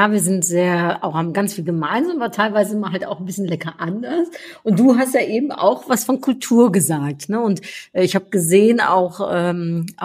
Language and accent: German; Netherlands; aber somit sind wir immer noch Top 3 ja, als Niederländer ähm, gemeinsam mit Deutschland im Handel.